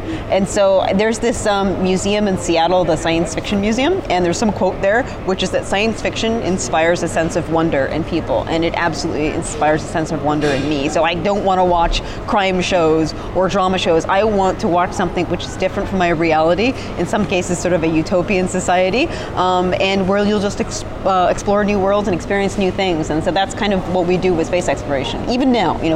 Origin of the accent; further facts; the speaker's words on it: United Kingdom; which you'll like since you're British, and I'm actually British too